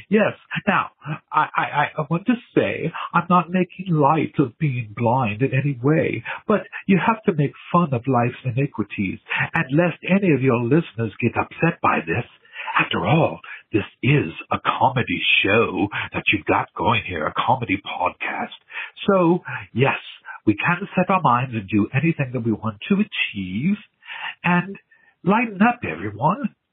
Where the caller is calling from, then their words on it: England, United Kingdom; I'm calling from England.